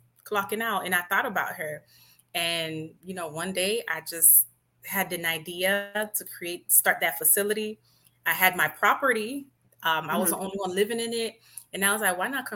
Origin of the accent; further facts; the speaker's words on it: Miami, Florida, United States; also born or lived in Haiti (ancestry); I was born in Miami, but I do have a Haitian background. So I'm bilingual